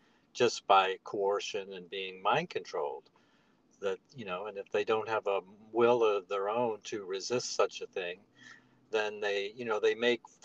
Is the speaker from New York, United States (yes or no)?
no; on Lake Erie, northern Ohio, United States; I'm from northern Ohio, up on Lake Erie, a small town